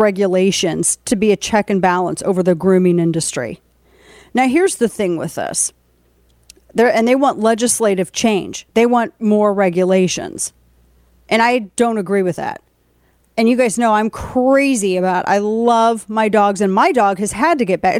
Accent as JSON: {"language": "English", "region": "Missouri", "country": "United States", "tie": "born or raised there", "moved": "yes", "said": "my home state in Missouri"}